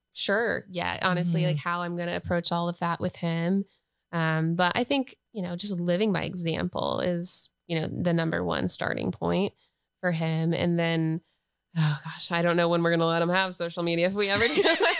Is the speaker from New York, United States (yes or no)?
no; North Carolina, United States